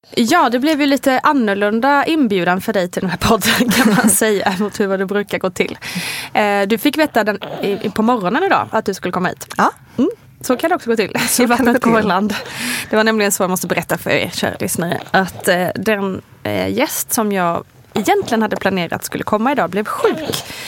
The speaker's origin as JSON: {"language": "Swedish", "country": "Sweden", "tie": "born or raised there", "moved": "yes", "lives_now": "Stockholm, Sweden", "said": "i Småland och Blekinge där jag kommer ifrån och är uppvuxen"}